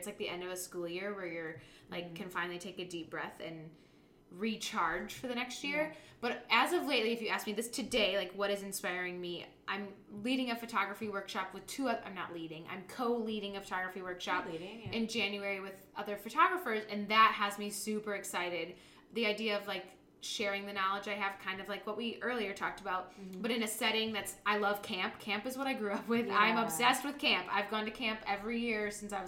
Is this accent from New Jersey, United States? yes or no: no; Grand Haven, Michigan, United States; I grew up in Grand Haven